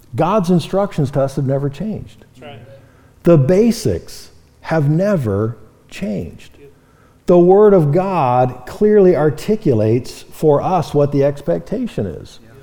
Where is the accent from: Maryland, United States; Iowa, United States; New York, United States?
Iowa, United States; Marion; moved away as an adult; now in Great Falls, United States; moved to Marion, Iowa, uh, my hometown